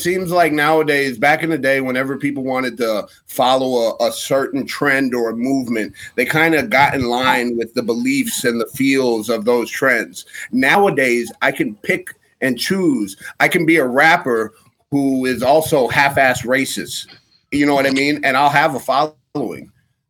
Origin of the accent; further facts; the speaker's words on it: Warren, United States; If I told you I was from Warren, you'd be like, Warren?